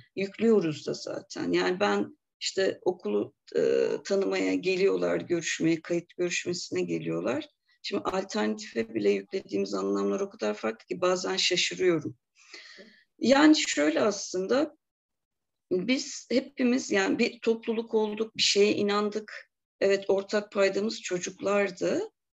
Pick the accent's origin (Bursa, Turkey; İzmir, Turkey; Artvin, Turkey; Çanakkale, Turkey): Bursa, Turkey; moved away as an adult; also born or lived in Bulgaria; now in Eskişehir, Turkey; Bulgaristan göçmeniyiz biz. Bursa'da doğdum ben. Eskişehir'e gelişim üniversiteyle beraber oldu.